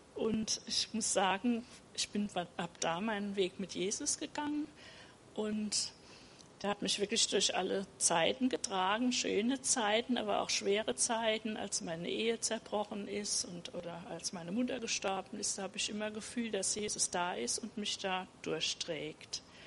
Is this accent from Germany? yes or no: yes; Rhineland-Palatinate, Germany; also born or lived in Mannheim; Ich bin in der Pfalz aufgewachsen